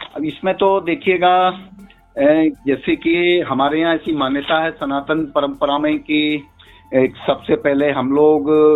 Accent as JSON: {"language": "Hindi", "region": "Braj", "country": "India", "said": "brush के रहने वाले हैं हम लोग"}